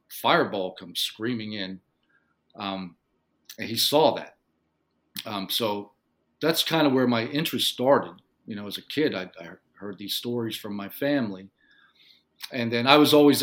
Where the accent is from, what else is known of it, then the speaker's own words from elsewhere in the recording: Western Pennsylvania, United States; I grew up in Western Pennsylvania in a little coal mining town, not far from Pittsburgh, Pennsylvania